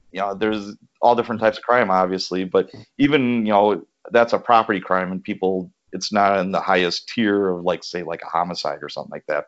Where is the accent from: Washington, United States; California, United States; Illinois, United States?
Illinois, United States; Chicago; as a young lad, I grew up in Chicago